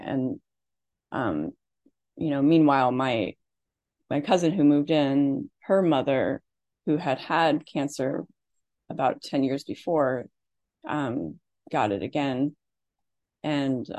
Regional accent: Midwest, United States; I grew up in the Midwest in an Irish Catholic family

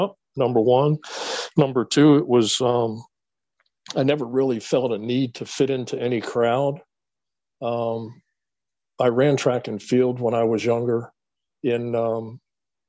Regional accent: Falls Church, Virginia, United States; The development that I grew up in Falls Church was a very transient development. It's right outside of Washington, D.C.

